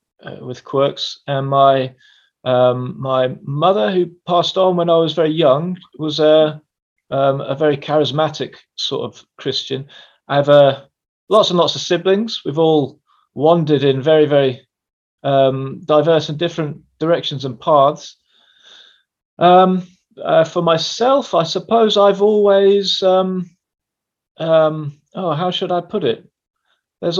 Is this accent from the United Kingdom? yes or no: yes; England, United Kingdom; Well, I am an Englishman. I am a little confused about whether I come from the north or the south. I've spent time in both.